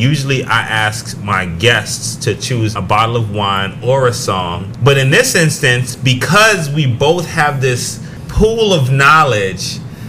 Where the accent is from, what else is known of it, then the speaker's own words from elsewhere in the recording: Oakland, California, United States; We're hailing from East Oakland, California, and sometimes it gets a little hectic out there.